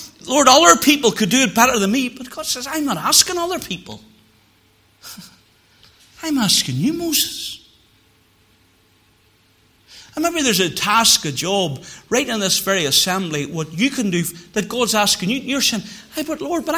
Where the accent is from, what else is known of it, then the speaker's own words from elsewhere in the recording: Moneymore, Northern Ireland, United Kingdom; Whenever I was a cub growing up in Moneymoor, we lived in the Northland, beside where John Boyce had the filling station, and that's where my parents still live to this day